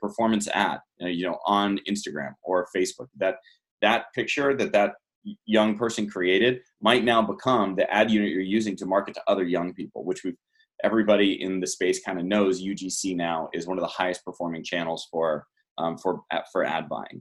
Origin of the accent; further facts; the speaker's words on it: San Diego, California, United States; I'm from San Diego. I was living in San Diego at the time.